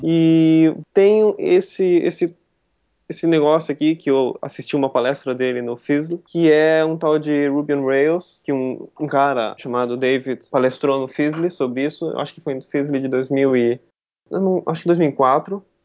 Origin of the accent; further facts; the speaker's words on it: Joinville, Santa Catarina, Brazil; eu sou de Joinville, né? Eu estou aqui agora, eu nasci aqui.